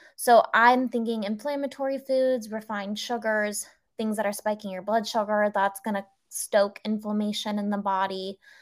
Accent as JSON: {"language": "English", "region": "California", "country": "United States", "tie": "born or raised there", "also_born_or_lived": "Singapore", "moved": "as an adult", "said": "we moved back to my home state of California"}